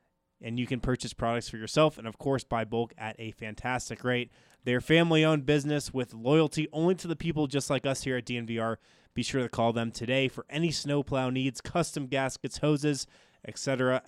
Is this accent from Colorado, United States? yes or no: yes; Boulder, Colorado, United States; I am from Boulder.